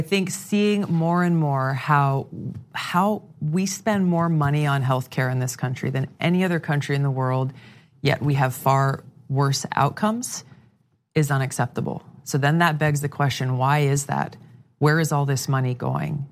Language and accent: English; Hawaii, United States; my home state of Hawaii